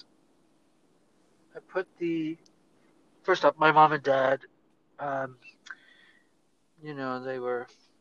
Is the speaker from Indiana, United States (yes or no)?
no; Los Angeles, California, United States; being raised in the suburbs of East Los Angeles